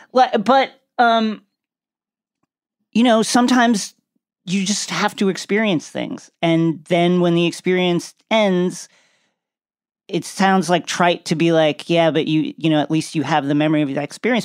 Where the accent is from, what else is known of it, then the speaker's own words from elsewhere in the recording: Long Island, New York, United States; moved away as an adult; also born or lived in Brooklyn, New York; now in Los Angeles, United States; growing up in New York, I'm born and raised